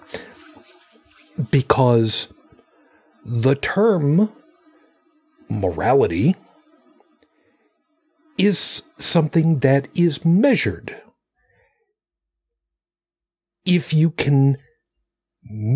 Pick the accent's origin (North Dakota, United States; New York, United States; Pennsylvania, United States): New York, United States; Long Island; when I was growing up on Long Island